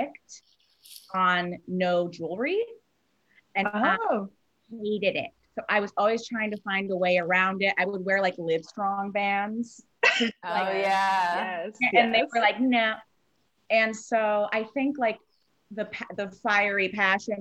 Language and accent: English; Napa, California, United States; I grew up in Napa.